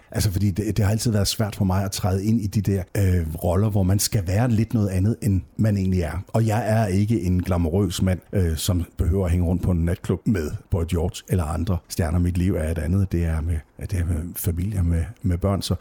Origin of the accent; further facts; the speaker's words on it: Jutland, Denmark; Altså dels er jeg virkelig meget fra Jylland, hvad det der angår.